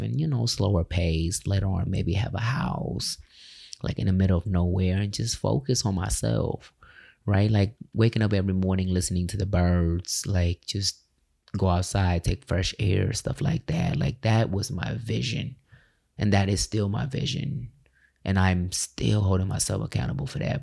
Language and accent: English; California, United States; moved away as an adult; now in Tulsa, United States; I left my hometown, California